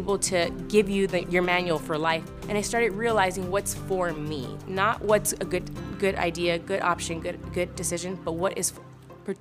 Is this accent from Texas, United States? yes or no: yes; Laredo, Texas, United States; I was born in Laredo, Texas, small town on the border to Mexico and the U.S.